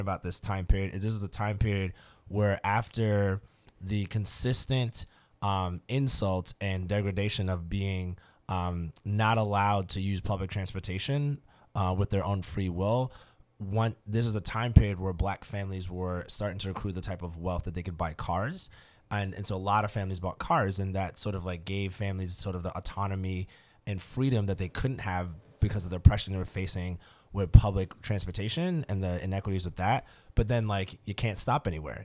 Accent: Brooklyn, New York, United States; now in New Orleans, United States; where I grew up in Brooklyn

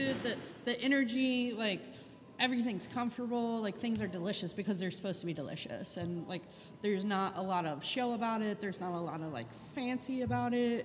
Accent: Charleston, South Carolina, United States; now in New Orleans, United States; I grew up in Charleston, South Carolina, moved to New Orleans in 96

